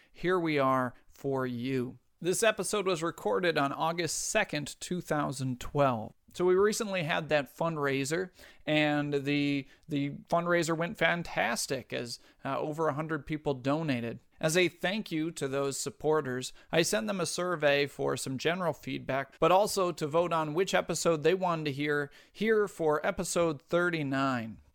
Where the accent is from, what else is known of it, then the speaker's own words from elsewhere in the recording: New York, United States; my home state of New York